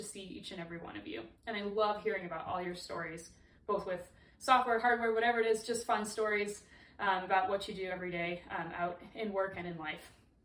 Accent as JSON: {"language": "English", "country": "Canada", "moved": "yes", "lives_now": "Colorado, United States", "said": "I'm originally from Canada, but I've lived and worked in Colorado for Trimble for over 11 years"}